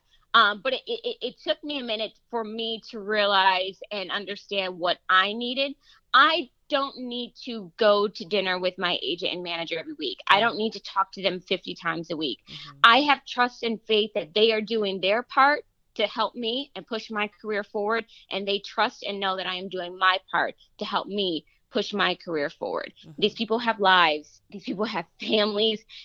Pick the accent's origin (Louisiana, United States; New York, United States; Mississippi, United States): New York, United States; Western; moved away as an adult; now in Los Angeles, United States; It's a gorgeous city, and it's always going to be home for me